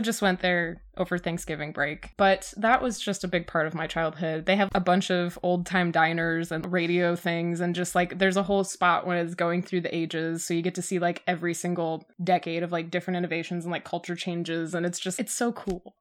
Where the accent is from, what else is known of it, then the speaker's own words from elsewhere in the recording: Michigan, United States; I'm from Michigan